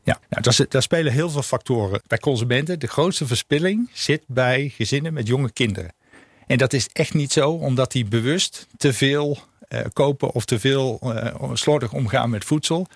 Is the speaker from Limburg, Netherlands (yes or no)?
no; North Brabant, Netherlands; moved away; ik kom oorspronkelijk uit Brabant